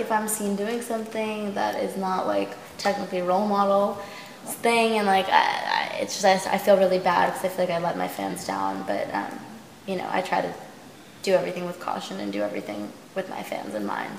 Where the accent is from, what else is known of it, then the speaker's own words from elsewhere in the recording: Long Island, New York, United States; now in Los Angeles, United States; Long Island's a crazy place